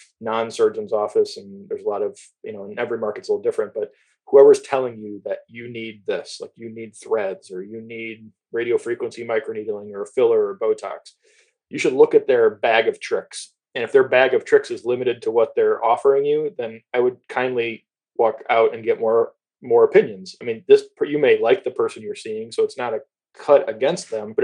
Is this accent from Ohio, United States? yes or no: yes; Toledo, Ohio, United States; I grew up in Toledo